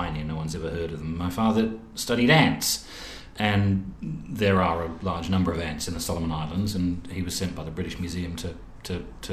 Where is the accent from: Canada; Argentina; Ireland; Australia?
Australia; Adelaide, South Australia; moved away; it was great place to grow up